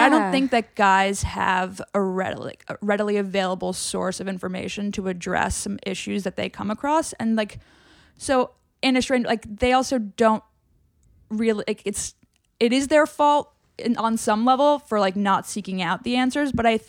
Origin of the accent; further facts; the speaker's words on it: New York, United States; like growing up in New York, like you've a lot of guy friends and like, as do I.